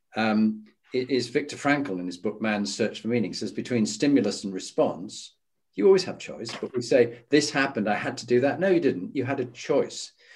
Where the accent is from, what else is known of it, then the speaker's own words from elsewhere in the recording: Halifax, Yorkshire and the Humber, United Kingdom; moved away as an adult; as a Yorkshireman. So I grew up in Halifax